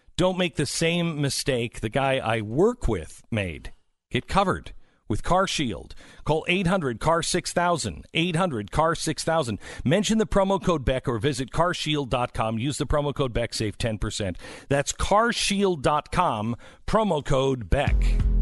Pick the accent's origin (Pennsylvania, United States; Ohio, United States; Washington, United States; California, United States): Washington, United States; Seattle; moved away; growing up in Seattle